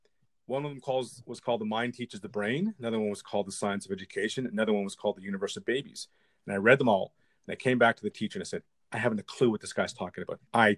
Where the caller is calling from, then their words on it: Toronto, Ontario, Canada; I'm coming to you from the crisp spring weather of Toronto, Canada.